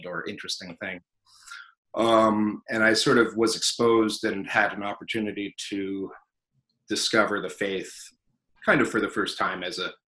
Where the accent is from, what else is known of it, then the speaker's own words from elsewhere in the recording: South Bend, Indiana, United States; also born or lived in California / Chicago, Illinois; We grew up kind of in California first and then Chicago for a little while, but I mostly grew up in South Bend, Indiana